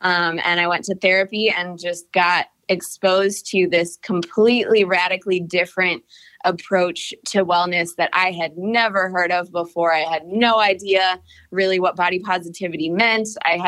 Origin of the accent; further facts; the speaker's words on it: Cleveland, Ohio, United States; now in Atlanta, United States; So I came from Cleveland, Ohio to Atlanta. I just had a total crush on Atlanta.